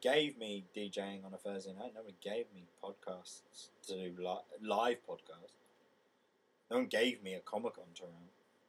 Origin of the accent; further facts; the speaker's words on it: United Kingdom; I'm from Carshorne, this small town outside of London, and then they just go, "What? It's near Croydon."